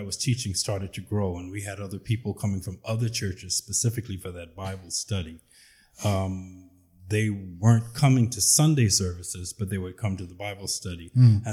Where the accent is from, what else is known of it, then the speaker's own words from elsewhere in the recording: Compton and Long Beach, California, United States; moved away as an adult; now in West End, Bahamas; I was born here in West End, and I was raised in between Compton and Long Beach, California